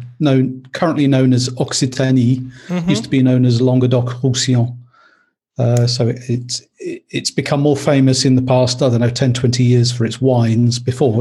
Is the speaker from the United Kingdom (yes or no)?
yes; Leeds, Yorkshire and the Humber, United Kingdom; also born or lived in Kent; So I was brought up in Leeds in Yorkshire.